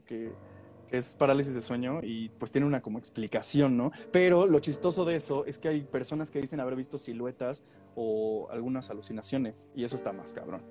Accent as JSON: {"language": "Spanish", "region": "Puebla", "country": "Mexico", "also_born_or_lived": "Mexico City", "said": "yo soy de Puebla"}